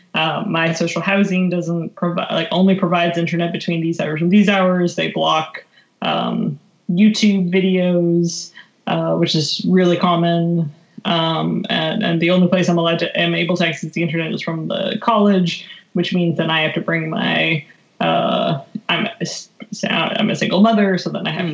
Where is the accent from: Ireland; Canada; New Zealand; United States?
Canada; just outside of Calgary, Alberta; moved away; I was raised in Alberta, uh, just outside of Calgary, Canada